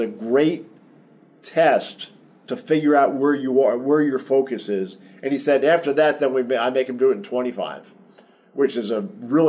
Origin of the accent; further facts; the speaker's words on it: New Jersey, United States; I grew up in New Jersey. I talk kind of fast sometimes. It's not all Southern. I've been in the South a long time, but it's not all Southern.